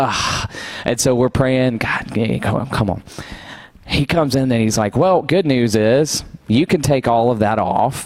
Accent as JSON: {"language": "English", "town": "Douglasville", "region": "Georgia", "country": "United States", "tie": "born or raised there", "said": "I grew up in Douglasville."}